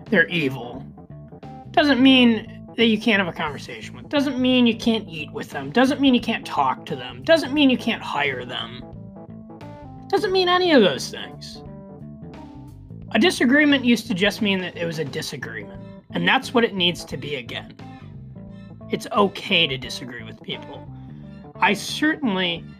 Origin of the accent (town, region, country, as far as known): United States